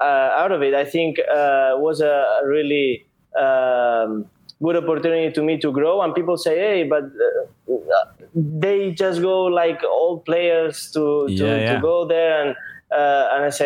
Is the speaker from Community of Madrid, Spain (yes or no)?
no; Barcelona, Catalonia, Spain; moved away as an adult; I'm from Barcelona